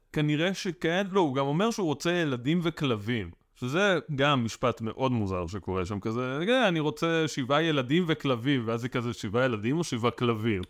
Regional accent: Ra'anana, Central District, Israel; moved away; also born or lived in Tel Aviv; גדלתי ברעננה

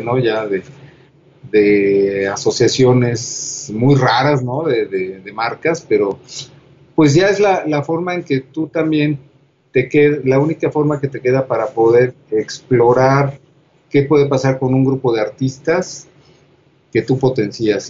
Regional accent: Toluca, State of Mexico, Mexico; moved away as an adult; yo provengo de Toluca, este, hasta los dieciocho años estoy en Toluca, y de ahí llego a la, a la Ciudad de México

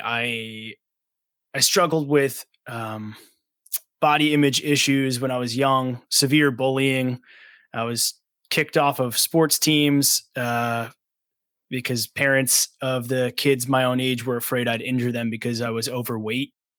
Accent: Long Island, New York, United States; also born or lived in Brooklyn; I grew up on Long Island in New York

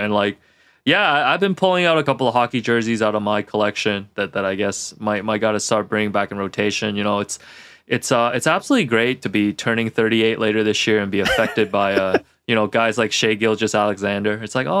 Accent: Hong Kong; because I'm originally from Hong Kong, a Hong Kong national team hockey jersey with the emblem at the front

